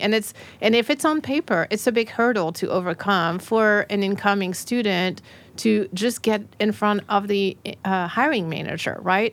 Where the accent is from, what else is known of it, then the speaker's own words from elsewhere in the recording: France; moved away as an adult; now in Nashville, United States; I came from France